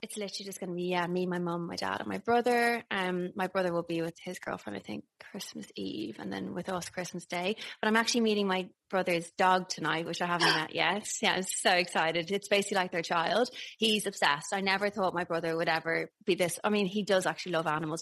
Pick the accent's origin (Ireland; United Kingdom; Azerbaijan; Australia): Ireland; accent: Irish; moved away; Hello from Ireland. I'm back and I'm very Irish because I'm around my people